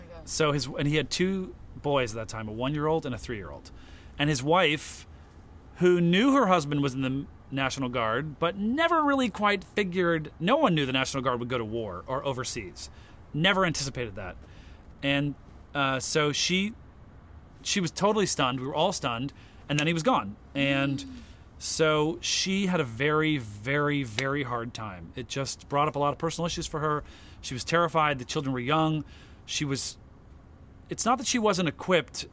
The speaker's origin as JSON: {"language": "English", "town": "Portland", "region": "Oregon", "country": "United States", "moved": "as an adult", "lives_now": "New York, United States", "said": "I'm from Portland, Oregon"}